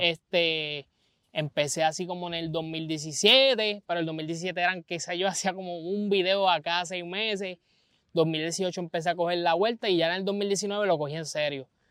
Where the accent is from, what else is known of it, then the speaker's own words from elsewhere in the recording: Vega Baja, Puerto Rico; soy un joven de Vega Baja